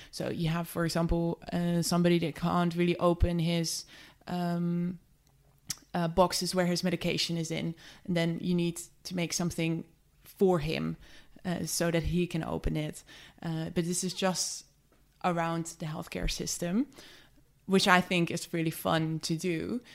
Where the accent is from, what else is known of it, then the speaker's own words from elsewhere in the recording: just outside of Amsterdam, North Holland, Netherlands; moved away as an adult; also born or lived in London; I grew up just outside of Amsterdam